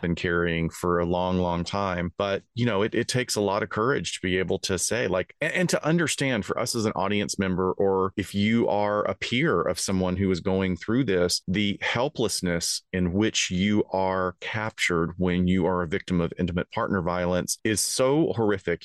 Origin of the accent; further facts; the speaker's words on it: Alabama, United States; moved away; I'm from Alabama originally